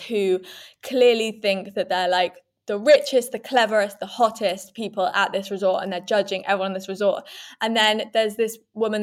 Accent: England, United Kingdom; we are English people

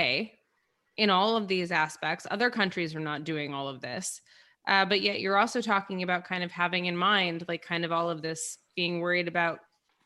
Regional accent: United States; as an American

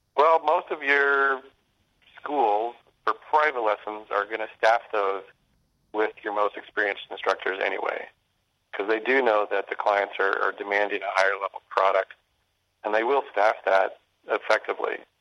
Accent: Bozeman, Montana, United States; I grew up in Bozeman at higher elevation

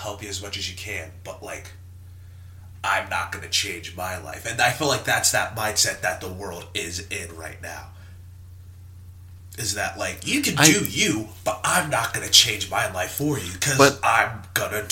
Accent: the South, United States; I'm from the South

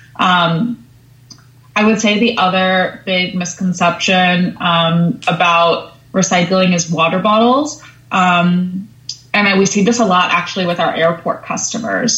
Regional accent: Long Island, New York, United States; growing up on Long Island, I grew up in a lot of nature

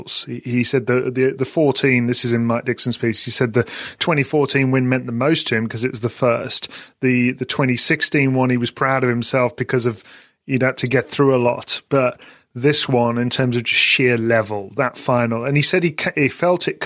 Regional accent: United Kingdom; we're British

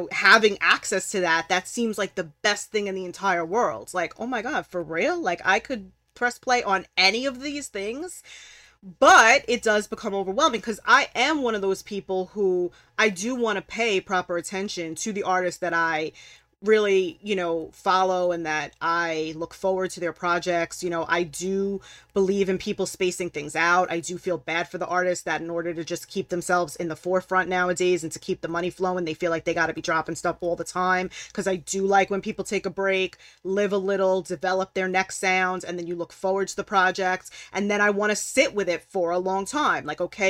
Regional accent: Brooklyn, New York, United States; and raised Brooklyn, New York. Like, okay. I've traveled all over, but I've lived nowhere else. So growing up in New York City

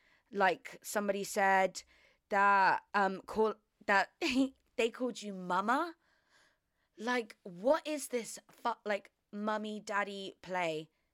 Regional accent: Australia; He started to talk in a Southern American accent. We're Australian.

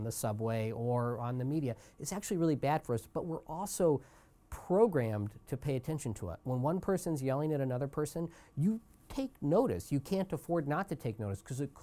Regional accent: Kansas City, United States; I grew up in Kansas City

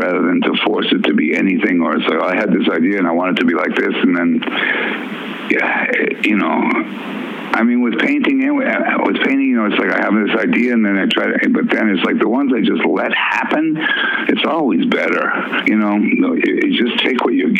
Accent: Worcester, Massachusetts, United States; also born or lived in Minneapolis, Minnesota / New Orleans, Louisiana; we moved to Worcester, Massachusetts

